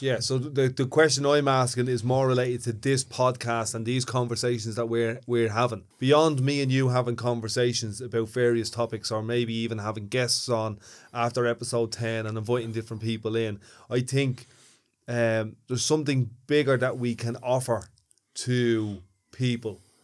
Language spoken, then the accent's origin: English; Ireland; also born or lived in Ballymun, Dublin